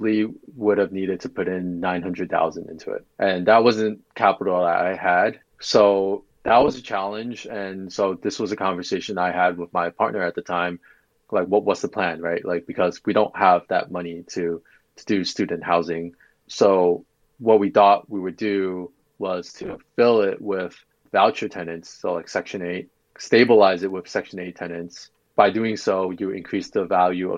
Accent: Long Island, New York, United States; So I'm originally from New York. So I grew up in Long Island

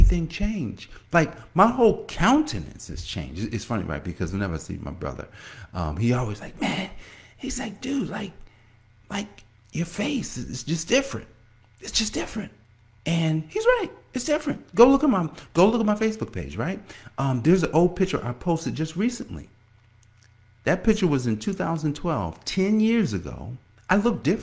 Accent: Newark, New Jersey, United States; moved away as an adult; also born or lived in Washington, D.C.; now in Indian Head, Maryland, United States; I'm from Newark, New Jersey

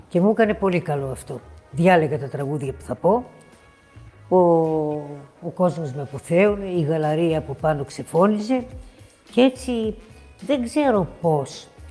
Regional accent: Thessaloniki, Central Macedonia, Greece; moved away as an adult; also born or lived in United States; Ξεκίνησα από τη Θεσσαλονίκη μου, την πατρίδα μου. Παιδάκι, πολύ μικρό

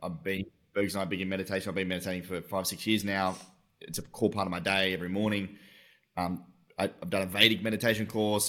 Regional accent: Tasmania, Australia; I'm from Tasmania

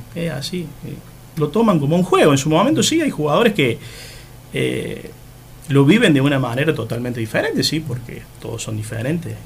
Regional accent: Oncativo, Córdoba, Argentina; moved away as an adult; now in Laguna Larga, Argentina; también soy nacido en Oncativo, sí, y después, bueno, por cuestiones de, trabajo, eh, me vine a vivir acá, en el 98.

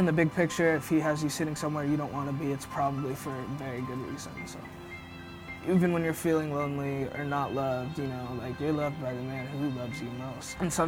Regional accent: Roswell, New Mexico, United States; I grew up in New Mexico, Roswell, New Mexico, real small town, about 50,000 people.

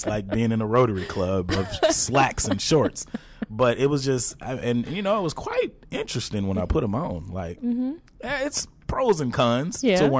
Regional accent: Texarkana, United States; now in Dallas, United States; I'm from Texarkana.

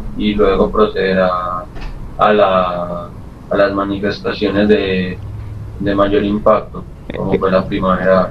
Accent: Colombia; la mayoría de los dirigentes somos colombianos

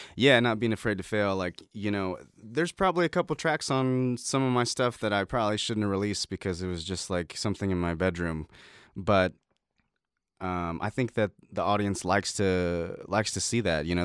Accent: Middletown, Ohio, United States; now in Nashville, United States; I was born in Middletown, Ohio

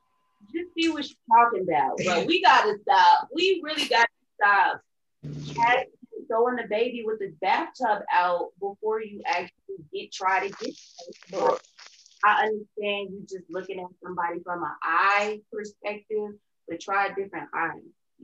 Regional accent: North Carolina, United States; also born or lived in New York; I'm coming from North Carolina, New York area on the East Coast.

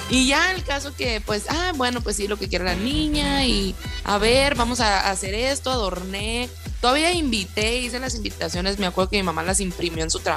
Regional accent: Hermosillo, Sonora, Mexico; de Hermosillo, Sonora.

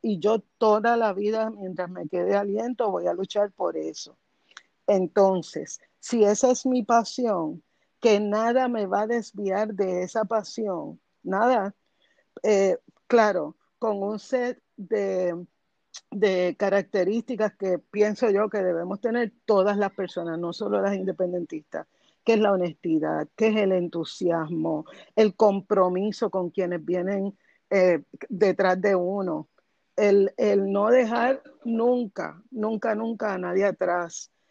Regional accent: Bayamón, Puerto Rico; yo nací en Bayamón y me crié en Bayamón y me gradué de escuela superior en Bayamón

